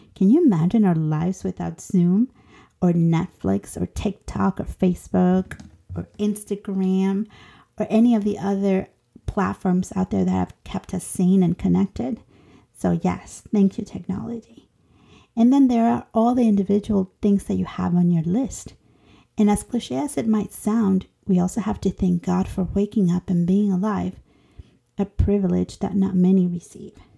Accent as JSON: {"language": "English", "country": "Honduras", "moved": "yes", "said": "I am an immigrant from Honduras turned citizen"}